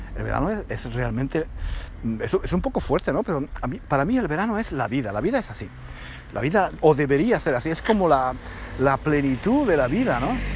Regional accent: Granada, Andalusia, Spain; yo soy de Granada, pero en el verano íbamos a Málaga.

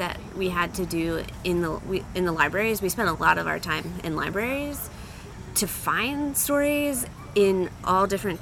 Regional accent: Nashua, New Hampshire, United States; I was born in Nashua, New Hampshire

